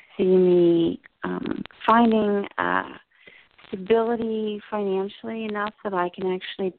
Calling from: New Jersey, United States; I'm in New Jersey.

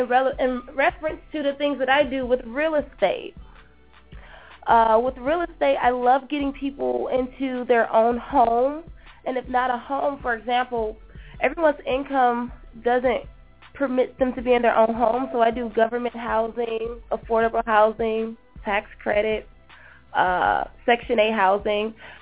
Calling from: Westland, Michigan, United States; I'm calling all the way from Westland, Michigan right now.

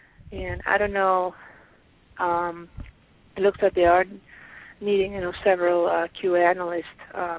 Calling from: Pennsylvania, United States; I'm calling from Pennsylvania.

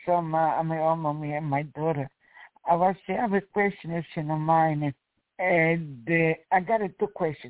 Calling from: New York, United States; I'm calling from New York.

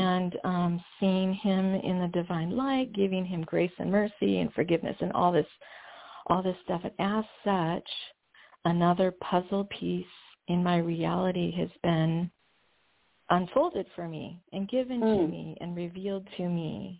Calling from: Washington, United States

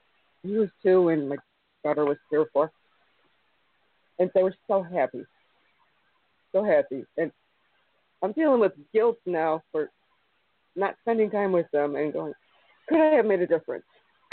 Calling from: Illinois, United States; I'm calling from Illinois. I'm a bit southwest of Chicago.

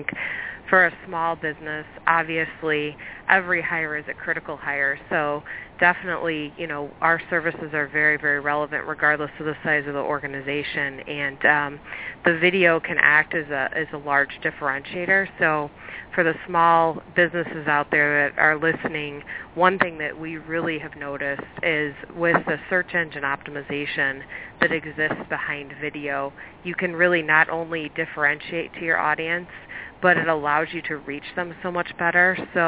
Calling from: Chicago, Illinois, United States; Chicago. Snowy Chicago.

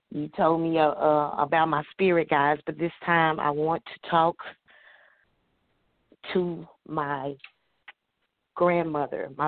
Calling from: Pine Bluff, Arkansas, United States; I'm calling from Pine Bluff, Arkansas.

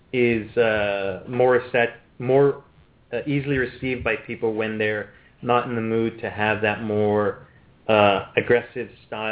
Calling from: Ontario, Canada; I'm calling from Ontario in Canada.

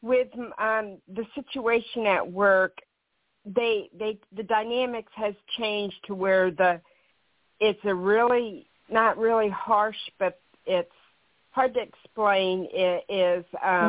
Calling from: Kansas, United States; I'm from Kansas.

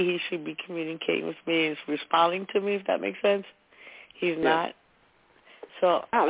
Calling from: New Jersey, United States; It's …, and I'm from New Jersey.

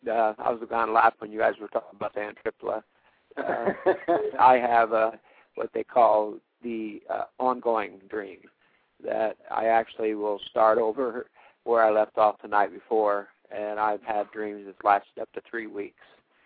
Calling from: Ohio, United States; from Ohio.

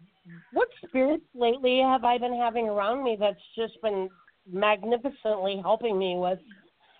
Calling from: Minnesota, United States; I'm calling from Minnesota.

